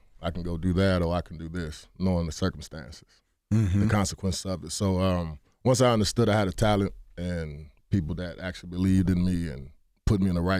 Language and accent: English; Texas, United States; I mean, from where I'm from Texas, inner city kid, and I felt at home.